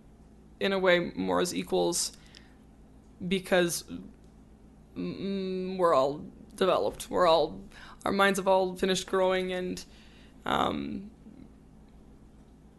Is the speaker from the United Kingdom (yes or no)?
no; Calgary, Alberta, Canada; Calgary. Born and raised.